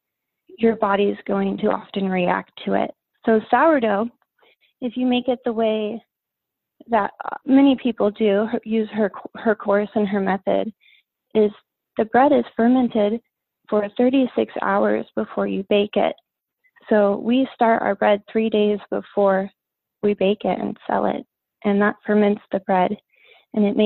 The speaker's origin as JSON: {"language": "English", "town": "Homer", "region": "Alaska", "country": "United States", "tie": "born or raised there", "lives_now": "Kenai, United States", "said": "I was born in Homer, and we live in Kenai"}